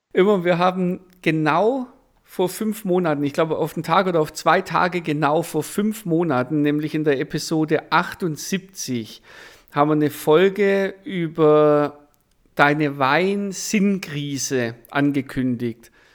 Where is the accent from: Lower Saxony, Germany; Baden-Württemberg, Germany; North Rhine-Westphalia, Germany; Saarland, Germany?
Baden-Württemberg, Germany; Swabia; wir sind im Schwabenland aufgewachsen